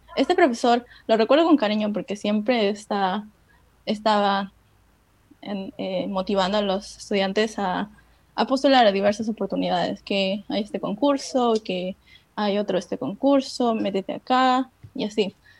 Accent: Peru; also born or lived in China; soy de Perú.

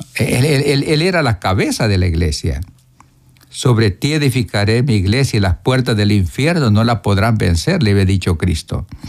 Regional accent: Morazán, El Salvador; moved away as an adult; also born or lived in Guatemala; yo soy de Morazán

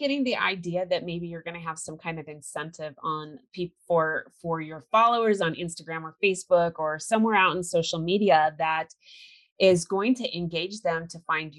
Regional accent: California, United States; I grew up in California, so.

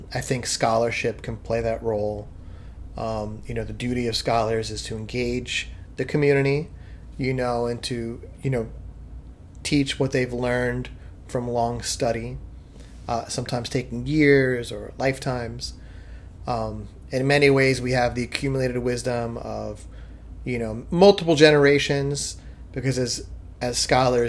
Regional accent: New York City, New York, United States; I'm a Guido from Staten Island

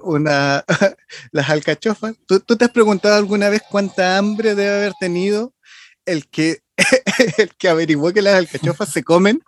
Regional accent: Chile; soy chileno

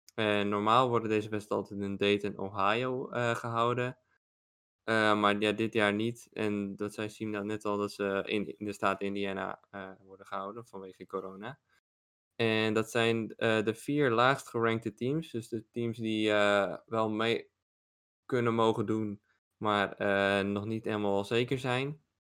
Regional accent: Netherlands; als Nederlander

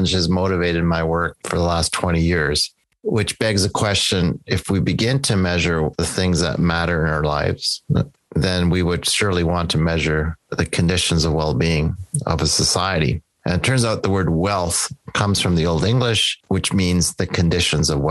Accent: Edmonton, Alberta, Canada; also born or lived in Calgary, Alberta; I am Canadian. I live in Edmonton, Alberta, Canada, in the Treaty 6 territory of the First Peoples. And I was born in Calgary in 1960 and lived in Edmonton all my life.

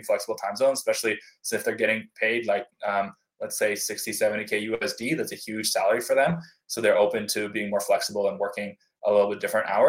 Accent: United States; as an American

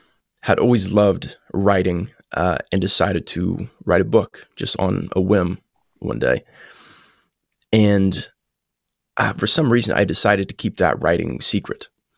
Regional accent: Columbus, Indiana, United States; I grew up in Southern Indiana, Columbus, like you said.

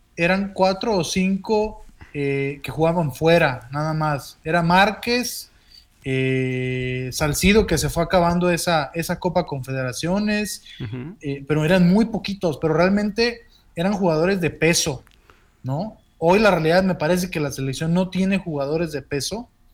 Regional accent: Mexico; así somos los mexicanos

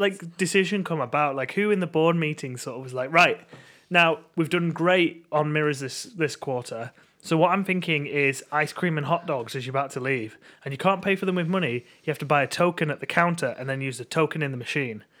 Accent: England, United Kingdom; as English people

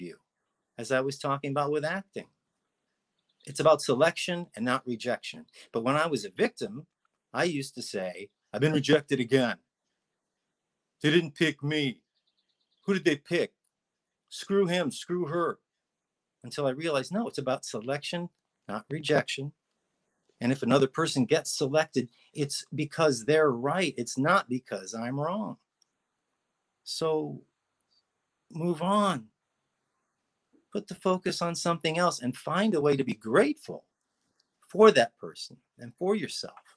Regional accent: Cleveland, Ohio, United States; growing up in Cleveland, Ohio

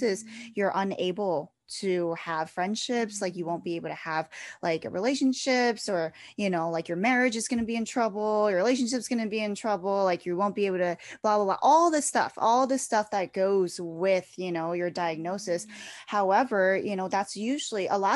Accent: East Coast, United States; I am from the East Coast, so I do go up there a lot

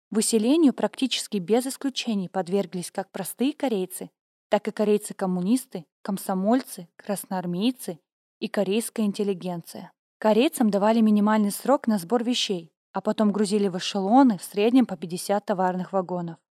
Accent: Balkhash, Karaganda Region, Kazakhstan; В гимназии города Балхаш, откуда я родом

